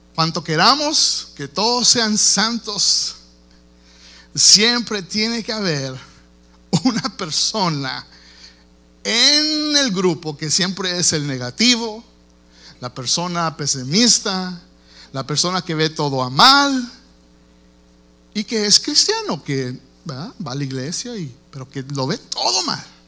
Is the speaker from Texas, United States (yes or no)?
yes; Texas, United States; yo nací aquí en los Estados Unidos, yo soy aquí nativo de, Texas